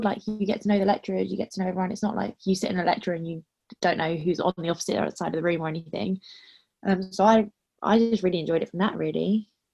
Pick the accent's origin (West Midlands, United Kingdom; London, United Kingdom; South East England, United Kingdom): London, United Kingdom; I'm from London